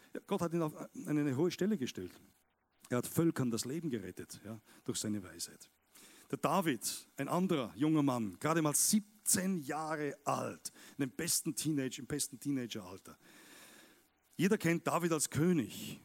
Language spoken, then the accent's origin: German; Austria; Wir Österreicher